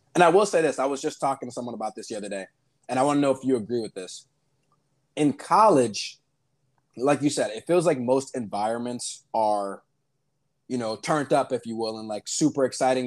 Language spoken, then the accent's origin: English; Miami, Florida, United States; I'm from Miami